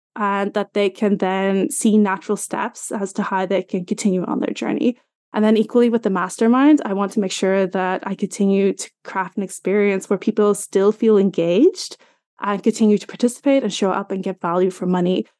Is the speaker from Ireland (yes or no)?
yes; Ireland; I'm from Ireland, in case you're wondering about my accent.